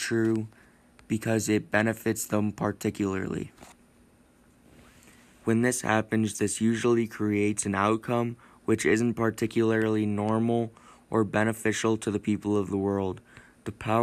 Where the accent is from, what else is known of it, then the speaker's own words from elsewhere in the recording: United States; Growing up in America